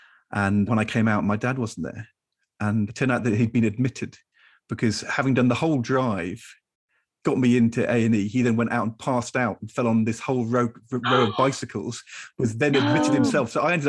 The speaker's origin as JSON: {"language": "English", "town": "Norwich", "region": "East of England", "country": "United Kingdom", "tie": "born or raised there", "said": "I definitely wanted to play for Norwich City. I grew up in Norwich."}